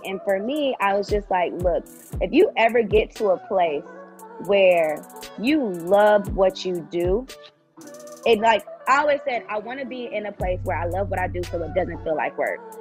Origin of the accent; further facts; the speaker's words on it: Tallahassee, Florida, United States; moved away as an adult; also born or lived in Rochester, New York; now in Atlanta, United States; I'm originally from Rochester, New York, but I grew up in Tallahassee, Florida.